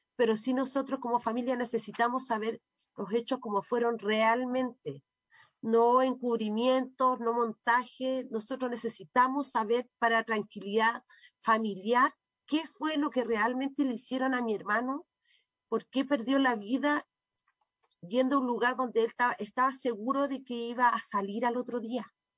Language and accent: Spanish; Chile; como ciudadano como chileno como compatriota